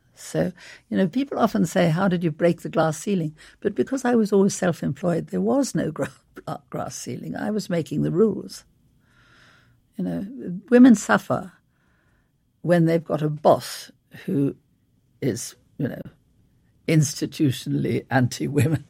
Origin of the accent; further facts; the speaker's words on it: South Africa; moved away; also born or lived in London; I grew up in South Africa